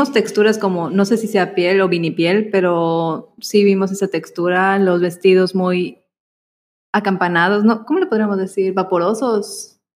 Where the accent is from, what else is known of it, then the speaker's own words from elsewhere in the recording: Yucatán, Mexico; son nuestras palabras yucatecas.